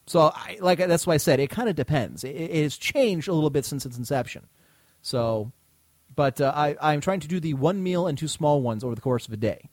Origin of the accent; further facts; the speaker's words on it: United States; as Americans